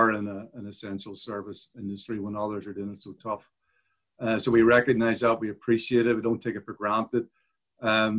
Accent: Belfast, Northern Ireland, United Kingdom; moved away as an adult; now in Sydney, Australia; You may note by the accent, I was born and raised in Belfast in Ireland

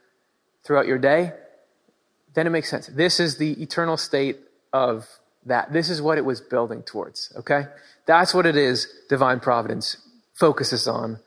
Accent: Michigan, United States; now in Pennsylvania, United States; I grew up in Michigan

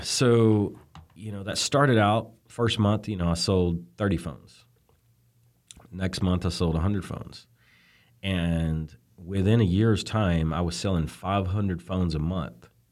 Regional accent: Birmingham, Alabama, United States; moved away as an adult; now in California, United States; I'm from Birmingham, Alabama. So good old boy makes it out to California kind of thing

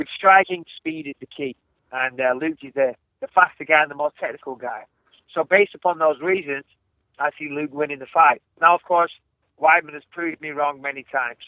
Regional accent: England, United Kingdom; I'm English

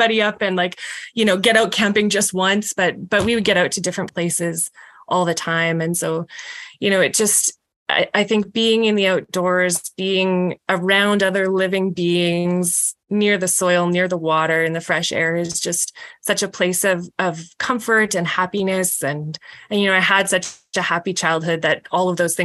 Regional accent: Saskatoon, Saskatchewan, Canada; I grew up in Saskatoon in Montgomery, which is a neighborhood

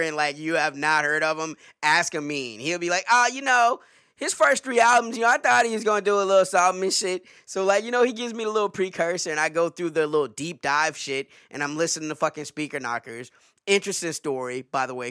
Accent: the South, United States; I'm from the South, okay? I'm from the fucking South.

